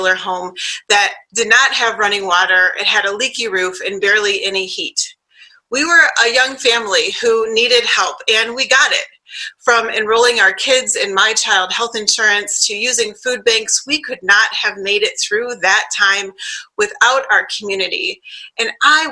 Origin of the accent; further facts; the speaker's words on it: Flint, Michigan, United States; now in Midland, United States; I'm from Flint